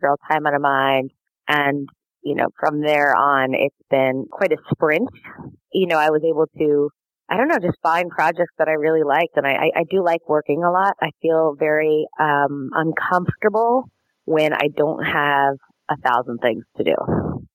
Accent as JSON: {"language": "English", "region": "Colorado", "country": "United States", "tie": "born or raised there", "said": "I grew up in Colorado"}